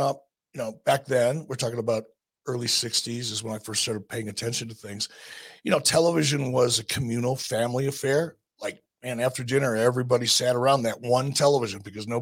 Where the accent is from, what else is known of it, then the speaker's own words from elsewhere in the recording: Detroit, Michigan, United States; also born or lived in Stamford; now in Wyoming, United States; From the time I was a little kid growing up in Detroit